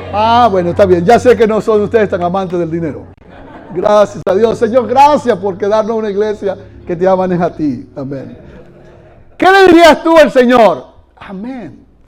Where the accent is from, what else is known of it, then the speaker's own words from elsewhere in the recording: Venezuela; moved away; Yo allá en Venezuela corrí un poquito más que aquí. Allá se puede correr mucho.